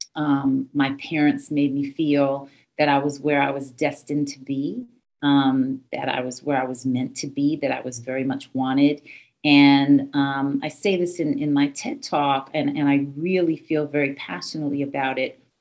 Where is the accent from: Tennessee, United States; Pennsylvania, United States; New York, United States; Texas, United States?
New York, United States; I was from New York